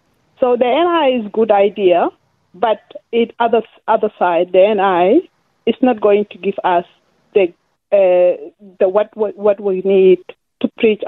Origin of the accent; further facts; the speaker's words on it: Sudan; first language Dinka; English is a second language; now in Melbourne, Australia; I am original from Sudan.